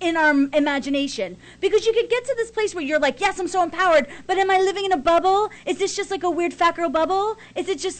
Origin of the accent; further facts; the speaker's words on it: Delaware County, Pennsylvania, United States; I'm from Delaware County.